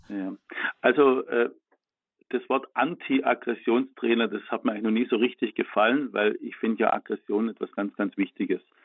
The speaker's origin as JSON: {"language": "German", "region": "Baden-Württemberg", "country": "Germany", "said": "ich komme aus Baden-Württemberg"}